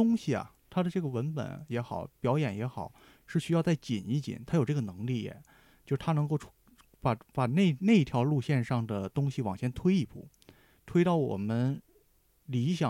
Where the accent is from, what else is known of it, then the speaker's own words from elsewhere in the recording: Heilongjiang, China; 尤其我是黑龙江人